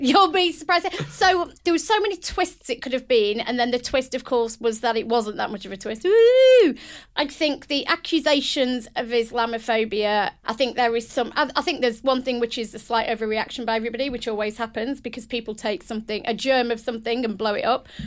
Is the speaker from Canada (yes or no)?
no; United Kingdom; a British, proud British woman